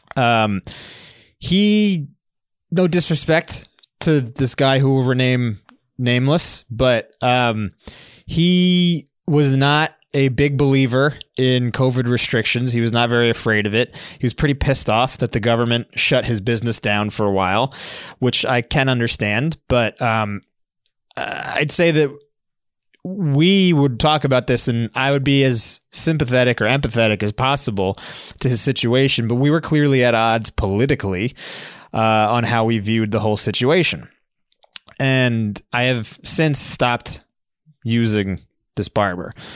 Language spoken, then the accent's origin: English; New York City, New York, United States; I'm a New Yorker